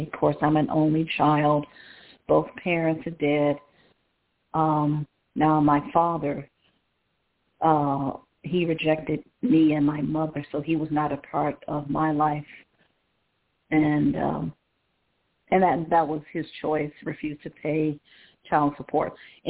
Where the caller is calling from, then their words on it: Cleveland, Ohio, United States; calling from Cleveland, Ohio.